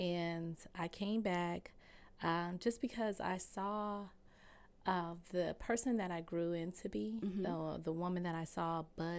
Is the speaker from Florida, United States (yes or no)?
yes; Fort Lauderdale, Florida, United States; moved away as an adult; now in Atlanta, United States; But the first 20 years of my life, I am a Florida orange. I'm from Fort Lauderdale, Florida. So That is where I grew up.